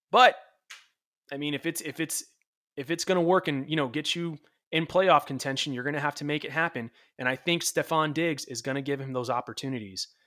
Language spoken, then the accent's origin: English; Florida, United States; Um, then I grew up in Florida